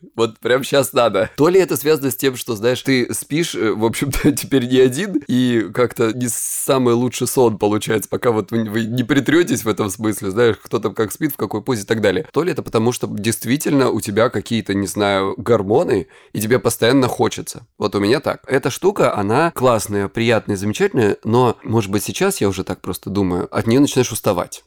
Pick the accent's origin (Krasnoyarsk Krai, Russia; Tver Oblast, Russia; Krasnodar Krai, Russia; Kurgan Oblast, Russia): Krasnodar Krai, Russia; я с Кубани